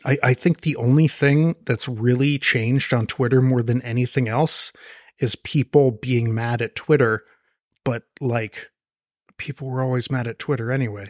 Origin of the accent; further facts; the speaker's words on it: Marin County, California, United States; I grew up in Marin County.